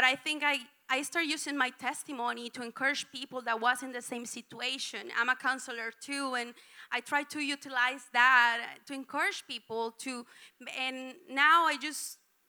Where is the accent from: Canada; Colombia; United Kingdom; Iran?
Colombia; English is a second language; moved away as an adult; I came from Colombia 4 years ago